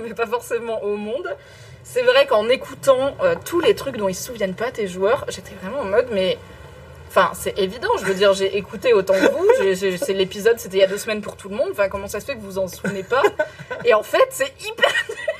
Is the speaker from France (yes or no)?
no; Morocco; moi, je suis marocaine